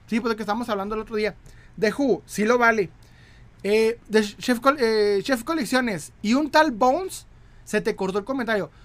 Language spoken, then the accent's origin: Spanish; Chihuahua, Mexico; De Chihuahua